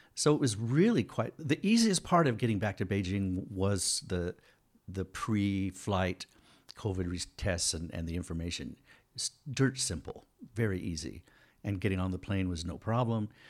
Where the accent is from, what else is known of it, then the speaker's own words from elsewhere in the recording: United States; moved away; also born or lived in Taiwan; I'm an American citizen